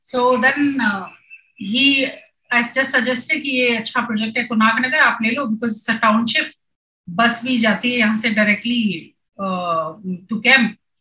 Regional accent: Kashipur, Uttarakhand, India; now in Pune, India; मैं उत्तराखंड से हूँ पहले तो यूपी होता था अभी उत्तराखंड हो गया हो very small town call Kashipur near to Jim Corbett

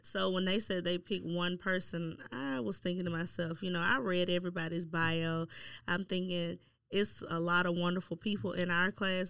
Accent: Shreveport, Louisiana, United States; moved away as an adult; born and raised in Shreveport and then came back to Shreveport

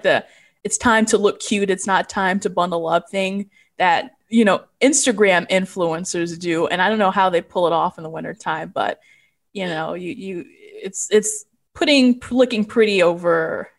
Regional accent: Chicago, Illinois, United States; I'm from Chicago

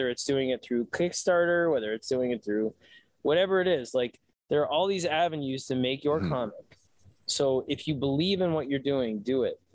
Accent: New York City, New York, United States; moved away as an adult; I grew up on the Lower East Side. I was like, we'll always move back to the city

